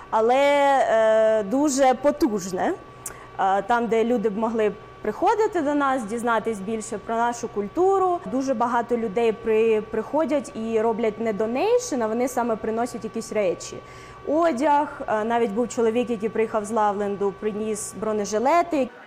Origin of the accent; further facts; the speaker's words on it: Kirovohrad Oblast, Ukraine; now in United States; В нашому районі ми самі з Кіровоградської області є волонтери